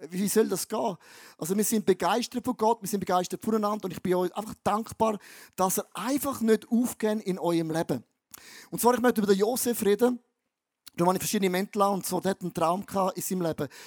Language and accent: German; Eastern Switzerland, Switzerland; Wenn ich als ein Ostschweizer, geboren am Rhein, das Wort Test höre, denke ich, Scheiße.